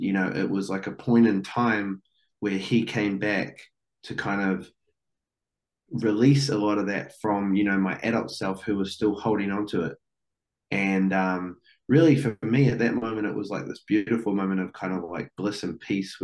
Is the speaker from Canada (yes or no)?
no; New Zealand; I'm from New Zealand